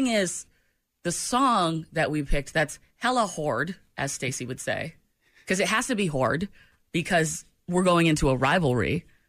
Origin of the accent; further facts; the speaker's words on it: New England, United States; moved away; I've got Patriots blood running through me. I'm from New England.